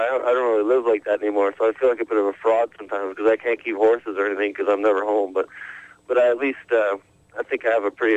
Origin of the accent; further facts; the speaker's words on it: Alberta, Canada; I'm from Alberta, Canada, which is the western part in the Rocky Mountains, north of Montana